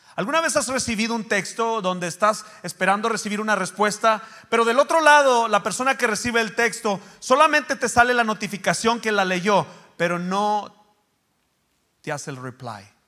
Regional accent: Mexico; yo soy de México

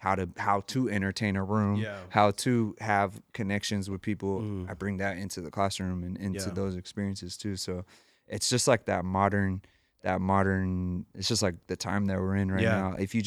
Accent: San Jose, California, United States; growing up in San Jose and being where we were at in the Silicon Valley is a world renowned place

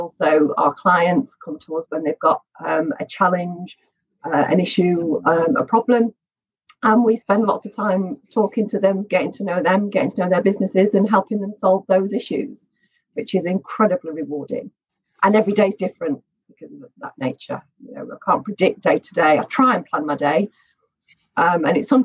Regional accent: Manchester, North West England, United Kingdom; I grew up in Manchester

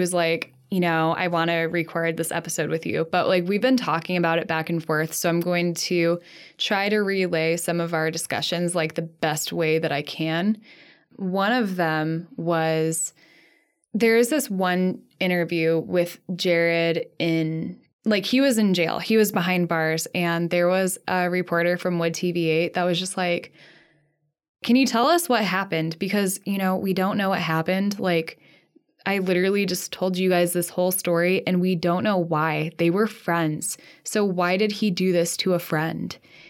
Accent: Midwest, United States; And because we're from the Midwest, very sorry.

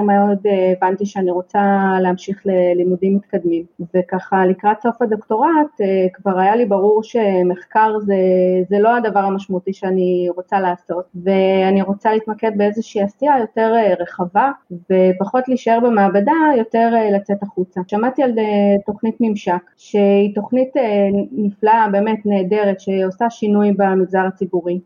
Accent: Haifa, Haifa District, Israel; תמיד בעצם גדלתי בחיפה וגדלתי ליד הים

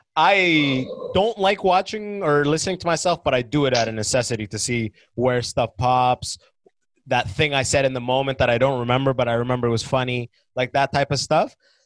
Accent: London, Ontario, Canada; now in Toronto, Canada; My story is that I grew up in London, right? The fake London. And then I went to school in a city called Waterloo, because we steal everything.

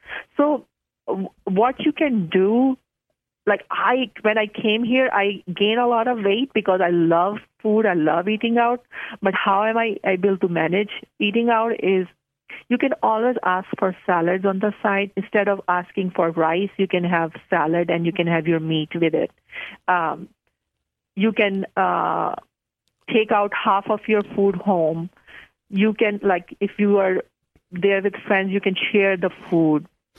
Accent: Pakistan; And because I'm from Pakistan, so I love curries.

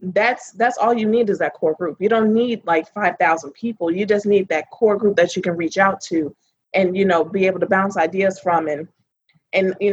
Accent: Chicago, Illinois, United States; moved away; I'm originally from Chicago, Illinois.

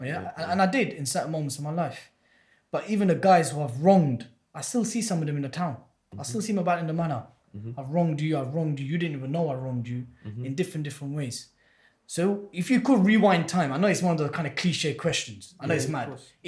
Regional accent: Bedford, East of England, United Kingdom; Now, myself growing up in Bedford, which is a small suburban town

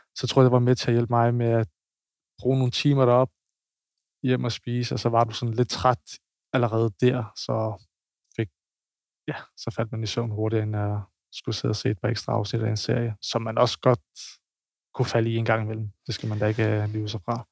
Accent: Copenhagen, Capital Region of Denmark, Denmark; now in Odense, Denmark; jeg er fra København

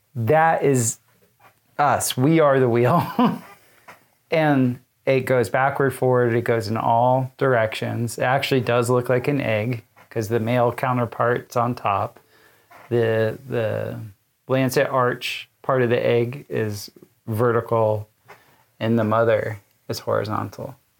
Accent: South Florida, United States; as a kid, I mapped hurricanes with my father growing up in South Florida

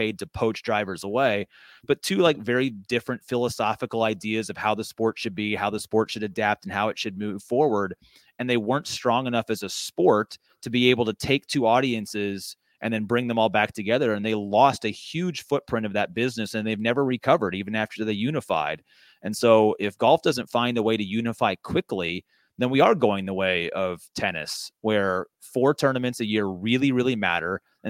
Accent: Indiana, United States; I'm from Central Indiana. Open wheel racing is a religion here.

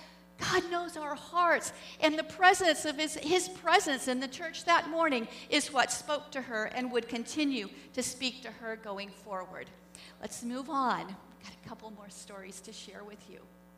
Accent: Springfield, Missouri, United States; also born or lived in Islamabad, Pakistan; my hometown, Springfield, Missouri.

